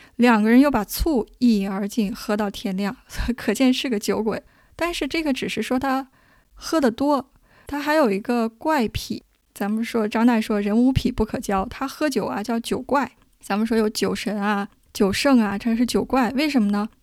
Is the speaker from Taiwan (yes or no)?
no; China; 我们中国人